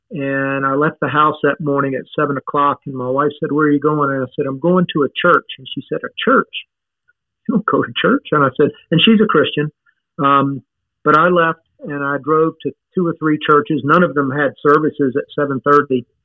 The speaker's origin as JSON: {"language": "English", "town": "Baton Rouge", "region": "Louisiana", "country": "United States", "tie": "born or raised there", "also_born_or_lived": "Michigan"}